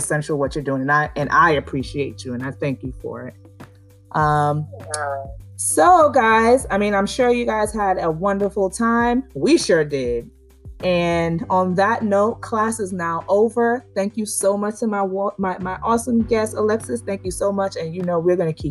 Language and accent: English; Nigeria; I'm Nigerian